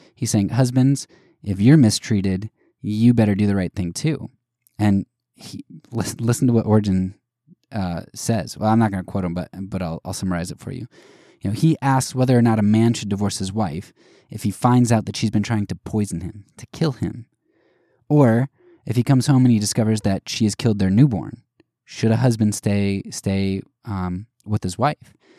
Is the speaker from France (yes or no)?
no; United States; us as American Christians